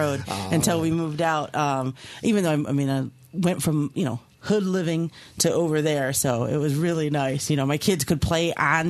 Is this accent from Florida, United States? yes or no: yes; Key West, Florida, United States; moved away; I'm from Key West